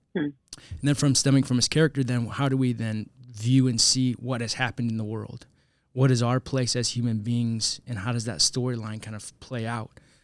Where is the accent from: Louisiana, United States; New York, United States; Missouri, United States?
Missouri, United States; St. Louis; also born or lived in Zambia; Even though I'm an American citizen, I've grown up in Saint Louis